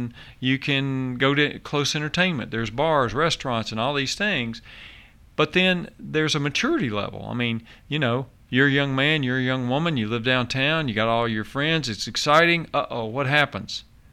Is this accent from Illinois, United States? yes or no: no; Nashville, Tennessee, United States; I grew up in Davidson County. I was born in Davidson County